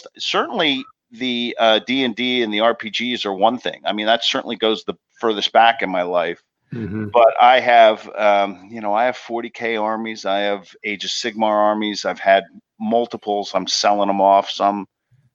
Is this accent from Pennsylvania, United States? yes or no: yes; Pennsylvania, United States; now in New Jersey, United States; I grew up in Pennsylvania